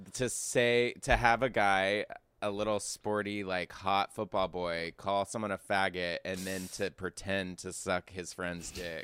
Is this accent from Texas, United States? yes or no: yes; Texas, United States; I am from Texas.